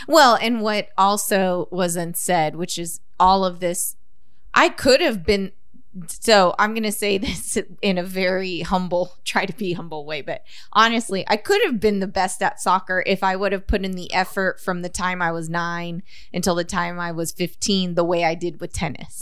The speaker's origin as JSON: {"language": "English", "town": "Corpus Christi", "region": "Texas", "country": "United States", "tie": "born or raised there", "said": "We grew up in Flower Bluff"}